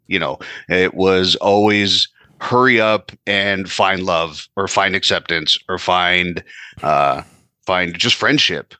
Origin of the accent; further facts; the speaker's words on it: California, United States; moved away as an adult; now in New Jersey, United States; Currently, I am in New Jersey, uh, but I was born and raised out in California.